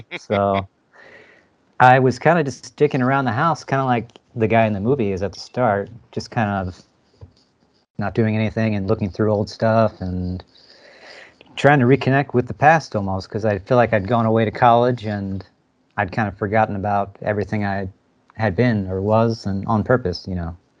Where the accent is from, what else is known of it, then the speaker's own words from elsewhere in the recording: New Jersey, United States; moved away as an adult; also born or lived in Philadelphia; now in San Francisco, United States; I'm from Jersey though. I grew up in Jersey and went to school in Philadelphia, and at some point moved out to SF here